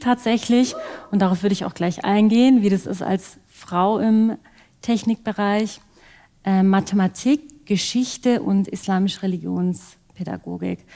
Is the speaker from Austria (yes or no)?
no; Ostfildern, Baden-Württemberg, Germany; Ich bin geboren und aufgewachsen hier in der Nähe von Stuttgart in Ostfildern